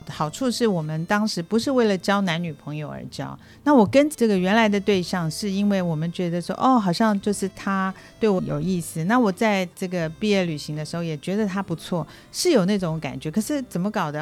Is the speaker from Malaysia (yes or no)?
no; Taiwan; moved away as an adult; also born or lived in Hong Kong / Shanghai; 我是台湾土生土长，然后后来我跟着先生一起去到了香港、上海，住过一段时间。那现在是退休，回来过退休生活